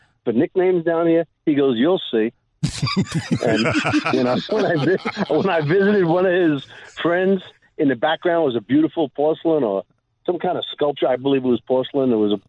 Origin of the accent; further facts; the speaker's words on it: New York, United States; now in Shenandoah Valley, United States; I'm a transplant from the New York, New Jersey metropolitan area down to this beautiful Shenandoah Valley where I picked up this nickname.